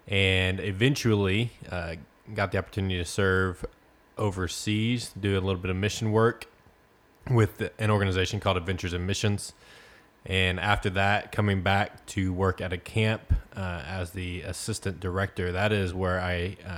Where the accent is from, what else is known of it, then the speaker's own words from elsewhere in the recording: Frost, Texas, United States; Well, I grew up in Frost, Texas, which is a small town right outside of Corsicana. Very small, about 1 square mile, 600 people.